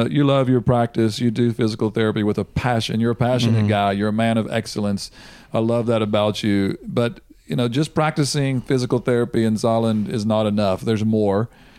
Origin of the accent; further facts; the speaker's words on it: United States; as an American